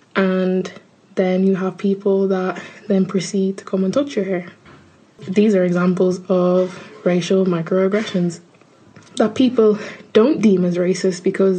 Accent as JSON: {"language": "English", "country": "Ireland", "accent": "Irish", "said": "Oh, I'm from Ireland."}